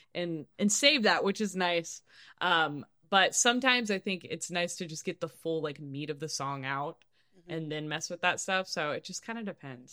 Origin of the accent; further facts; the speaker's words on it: Kansas City, Missouri, United States; moved away; also born or lived in Nashville; growing up in Kansas City, I started taking guitar lessons like in the first grade